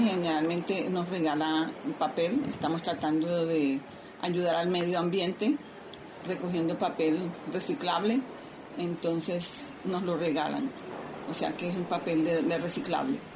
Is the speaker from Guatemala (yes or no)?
no; San Andrés, San Andrés, Providencia and Santa Catalina, Colombia; Soy artesana raizal de San Andrés Islas